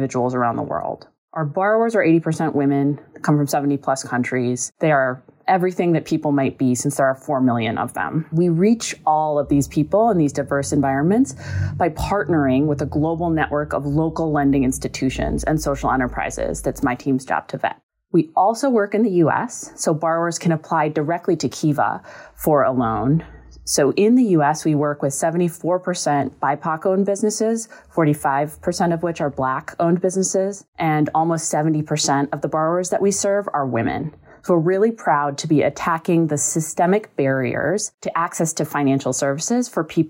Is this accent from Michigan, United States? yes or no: no; Milwaukee, Wisconsin, United States; moved away as an adult; also born or lived in Senegal; I'm from Milwaukee, Wisconsin, and I grew up with an activist mother